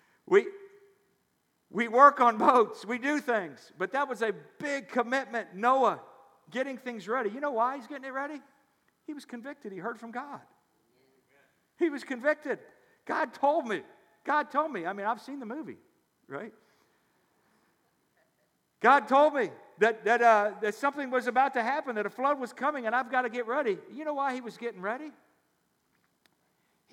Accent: near Memphis, Tennessee, United States; I grew up near Memphis, Tennessee

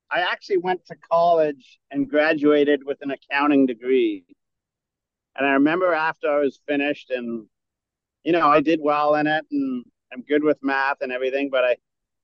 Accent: Burlington, Ontario, Canada; also born or lived in Northern England; where I grew up in Burlington, Ontario, which is outside of Toronto

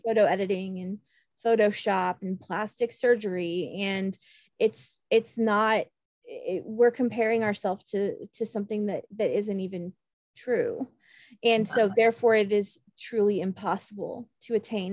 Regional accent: Kansas, United States; moved away; growing up in kansas

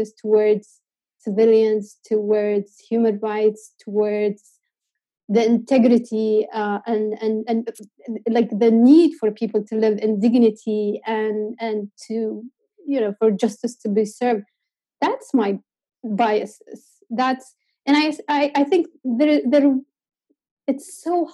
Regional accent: Yemen; I'm from Yemen

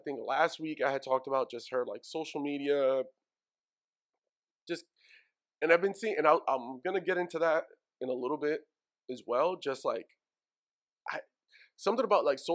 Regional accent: New York City, New York, United States; I'm from Woodside.

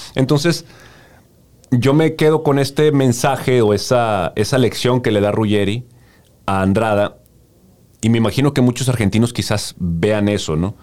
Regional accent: Mexico; como mexicanos

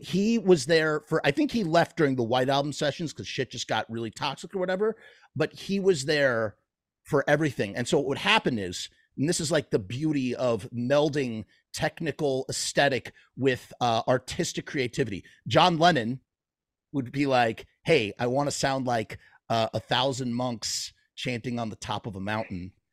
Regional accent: New York, United States; I'm from New York

